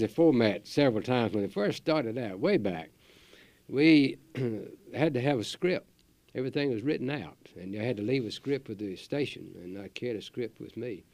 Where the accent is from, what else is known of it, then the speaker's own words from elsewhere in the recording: Chatham County, North Carolina, United States; that's my home county